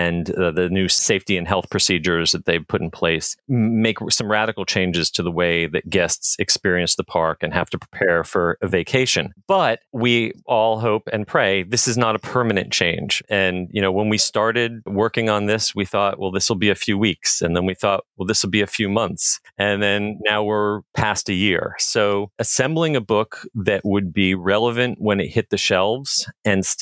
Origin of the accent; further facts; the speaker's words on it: New Jersey, United States; moved away as an adult; also born or lived in Orlando; ever since I was a little kid growing up in New Jersey